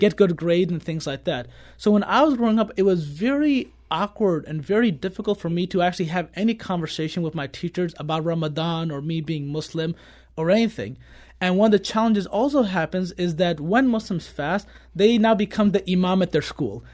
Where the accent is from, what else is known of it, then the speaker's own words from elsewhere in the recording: Kirkwood, Missouri, United States; I grew up in Kirkwood my entire life from elementary, middle, and high school